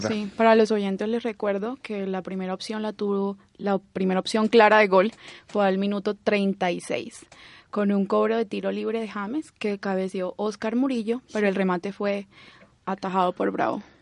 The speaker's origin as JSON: {"language": "Spanish", "town": "Barranquilla", "region": "Atlántico", "country": "Colombia", "said": "pues yo como barranquillera estoy de acuerdo en que el campo no está, no está en su mejor momento"}